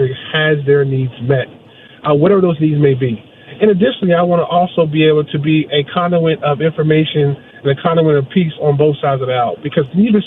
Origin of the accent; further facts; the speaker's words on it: Brunswick County, Virginia, United States; I grew up in Brunswick County, Virginia, in a deeply religious area